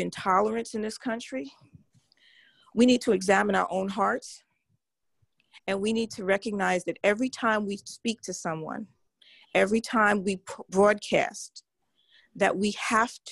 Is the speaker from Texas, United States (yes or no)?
no; New York, United States; moved away; I'm from New York, born and bred.